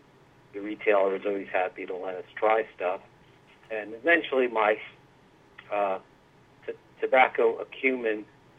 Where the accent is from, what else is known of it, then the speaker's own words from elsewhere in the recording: West Caldwell, New Jersey, United States; I grew up in West Caldwell, went to high school there, and later went to Montclair State College